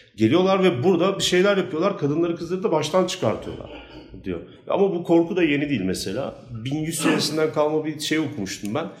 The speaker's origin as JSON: {"language": "Turkish", "region": "Istanbul", "country": "Turkey", "tie": "born or raised there", "said": "ben küçük yılda doğdum büyüdüm"}